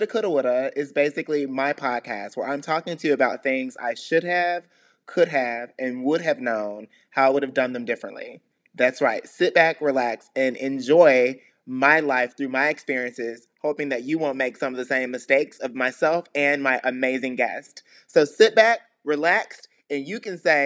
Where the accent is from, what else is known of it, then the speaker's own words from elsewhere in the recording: the South, Texas, United States; accent: Southern; moved away as an adult; I'm a boy from the South. I'm a Southern gentleman